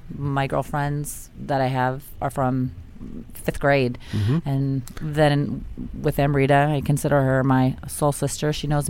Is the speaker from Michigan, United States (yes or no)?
no; Cleveland, Ohio, United States; Cleveland, Ohio.